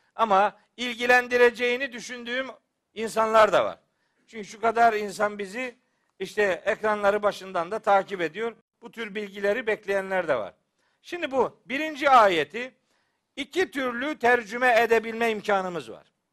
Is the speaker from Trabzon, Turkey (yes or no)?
yes; Trabzon, Turkey; ben Trabzonluyum